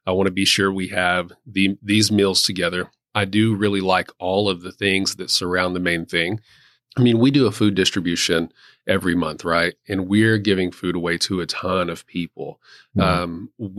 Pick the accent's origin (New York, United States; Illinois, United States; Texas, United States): Texas, United States; I am from West Texas.